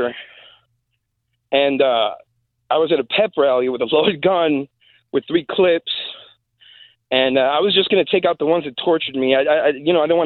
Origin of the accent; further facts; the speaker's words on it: Des Plaines, Illinois, United States; I grew up in a trailer park in Des Plaines